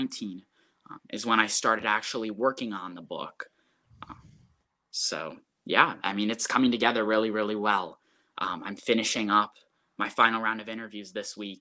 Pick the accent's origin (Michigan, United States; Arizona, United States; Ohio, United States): Ohio, United States; Mason; also born or lived in Cleveland, Ohio; I'm from the Cleveland area originally, and I moved to Cincinnati, moved to Mason when I was 4